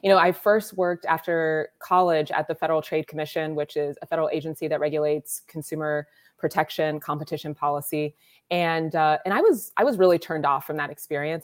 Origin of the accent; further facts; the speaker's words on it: Columbus, Ohio, United States; So I am originally from Columbus, Ohio, which is where I am now. I was born at the Ohio State University Hospital